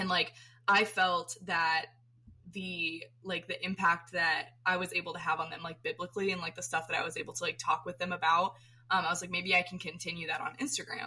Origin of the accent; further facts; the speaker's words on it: Florida, United States; I'm from Florida, so my my um, all my family grew up in Maine before my mom was born